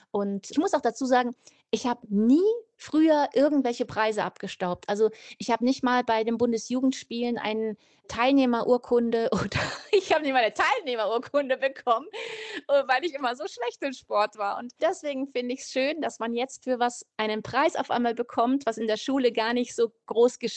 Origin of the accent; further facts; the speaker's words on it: Munich, Bavaria, Germany; Und die spielt eigentlich da, wo ich aufgewachsen bin, mitten in München in einer Straße.